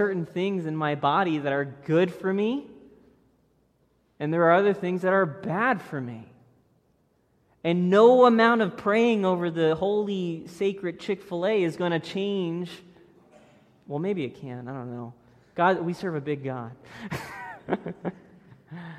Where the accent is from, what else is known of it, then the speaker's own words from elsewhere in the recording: Florida, United States; moved away; I grew up in Florida.